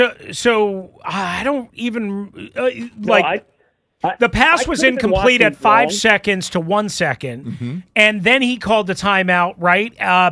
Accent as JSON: {"language": "English", "region": "New York", "country": "United States", "tie": "born or raised there", "said": "Like, when I was growing up in New York, there was only one choice."}